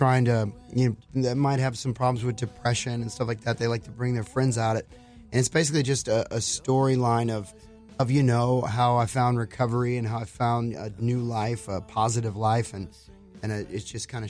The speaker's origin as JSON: {"language": "English", "town": "Houston", "region": "Texas", "country": "United States", "said": "I'm from Houston"}